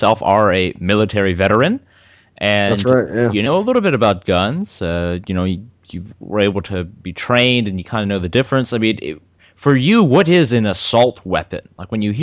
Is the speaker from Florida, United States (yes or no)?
yes; Florida, United States; we're from Florida